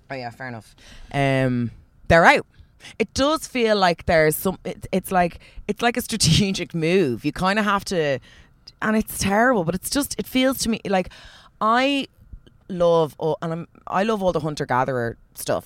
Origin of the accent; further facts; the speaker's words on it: Ireland; also born or lived in Australia; I'm Irish